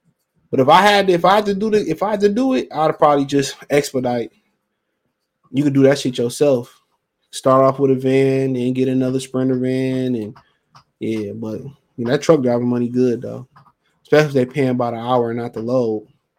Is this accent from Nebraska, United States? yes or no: yes; Nebraska, United States; I'm from Nebraska. Still can't get used to the cold.